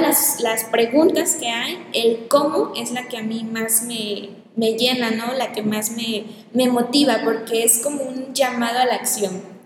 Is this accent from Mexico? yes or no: yes; Mexico; presentándome como pues como mexicana, eh, que es el país de donde soy